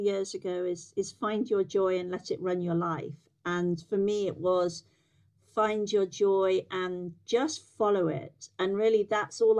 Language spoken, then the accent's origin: English; Yorkshire and the Humber, United Kingdom; also born or lived in America; So I'm from Yorkshire, born and bred. I grew up in the middle of the county